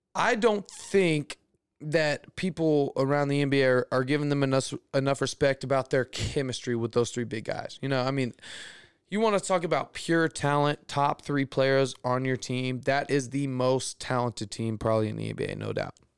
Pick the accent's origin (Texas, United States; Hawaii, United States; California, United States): Texas, United States; Houston; I'm from Houston